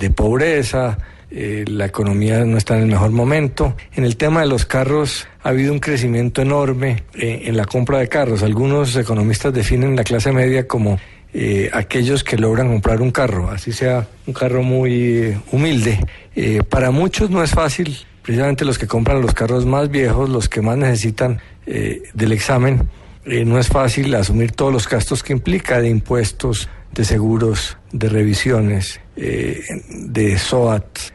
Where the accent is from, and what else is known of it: Colombia